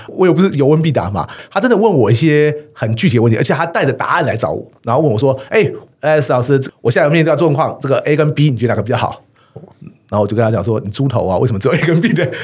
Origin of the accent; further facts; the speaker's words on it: Taiwan; 我们台湾人